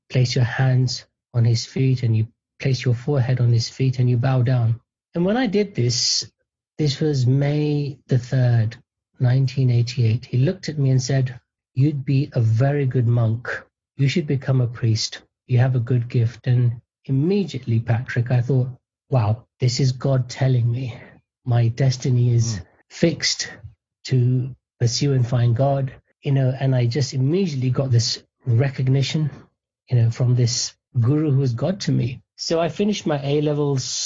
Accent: United Kingdom; I was born and raised in the United Kingdom.

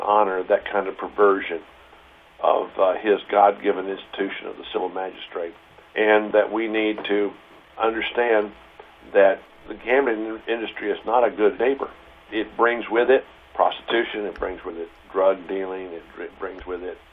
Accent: Houston, Texas, United States; also born or lived in Princeton; I grew up in Houston

